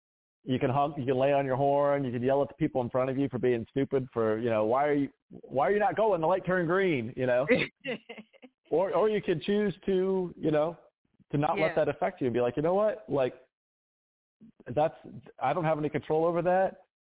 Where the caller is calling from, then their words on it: Cary, North Carolina, United States; So I'm in Cary, North Carolina. It's just outside of Raleigh. It's a great little town.